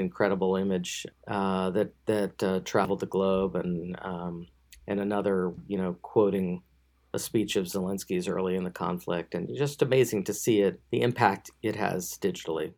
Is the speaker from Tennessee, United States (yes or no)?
yes; Memphis, Tennessee, United States; I'm on the board of the Daily Memphian, my hometown